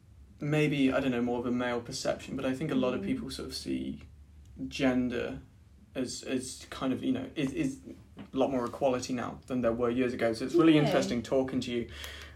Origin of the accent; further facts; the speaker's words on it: United Kingdom; It's part of being British, I suppose, isn't it?